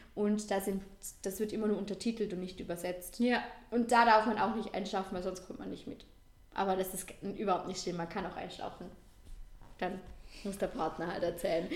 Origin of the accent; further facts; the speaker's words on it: Vorarlberg, Austria; bei uns in Vorarlberg